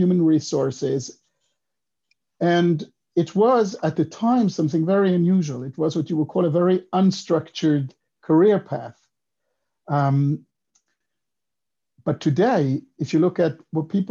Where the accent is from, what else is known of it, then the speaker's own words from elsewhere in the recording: Switzerland; English is a second language; moved away as an adult; also born or lived in Israel / United States; I grew up in Switzerland, so 18 years, the first 18 years of my life, I was there, but then I moved to Israel.